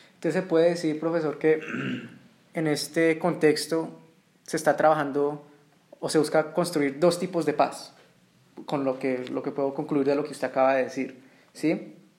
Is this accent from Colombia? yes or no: yes; Colombia; yo también soy colombiano